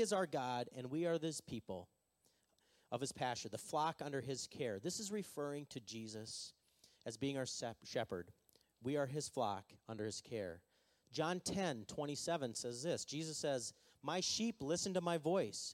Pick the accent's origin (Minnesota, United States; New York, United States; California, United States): Minnesota, United States; we're from Minnesota, and we don't really like to be enthusiastic